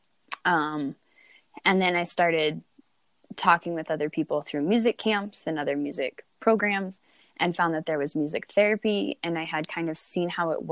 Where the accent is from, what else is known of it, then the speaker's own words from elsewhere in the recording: Eastern Plains, Colorado, United States; I grew up actually out east in Colorado, the Eastern Plains